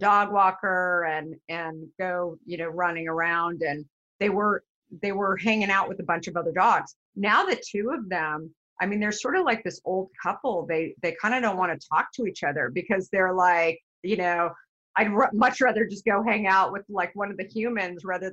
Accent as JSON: {"language": "English", "region": "Arizona", "country": "United States", "tie": "born or raised there", "said": "I grew up in Arizona."}